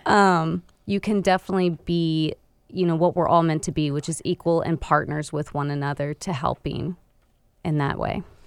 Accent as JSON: {"language": "English", "region": "Florida", "country": "United States", "tie": "born or raised there", "moved": "as an adult", "said": "I was actually born and raised in Florida up till I was twenty-three years old."}